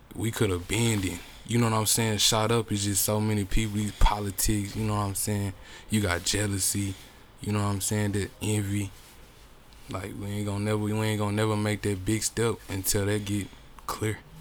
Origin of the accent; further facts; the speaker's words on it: Chicago, Illinois, United States; also born or lived in Tulsa, Oklahoma; now in Bartlesville, United States; I'm from Chicago, but I lived in Tulsa for many years